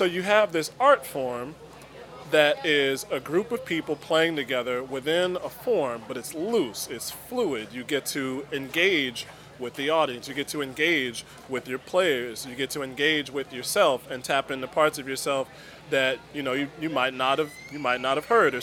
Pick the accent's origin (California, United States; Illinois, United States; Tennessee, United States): Illinois, United States; Chicago; I'm from South Shore